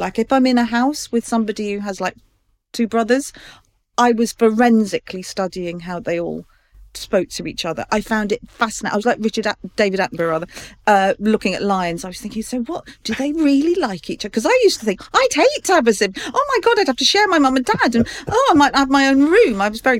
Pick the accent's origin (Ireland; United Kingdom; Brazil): Ireland; Oh, well, you see, because I'm Irish, I was the only child.